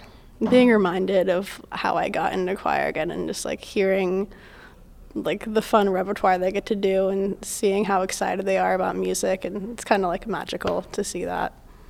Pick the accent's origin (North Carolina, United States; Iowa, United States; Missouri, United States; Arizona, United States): Missouri, United States; Kansas City; now in St. Louis, United States; I actually grew up in Kansas City.